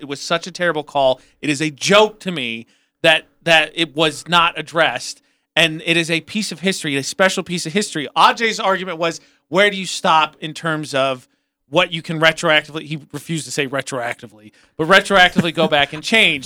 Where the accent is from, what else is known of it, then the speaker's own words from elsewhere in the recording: Indiana, United States; moved away; I'm from Indiana.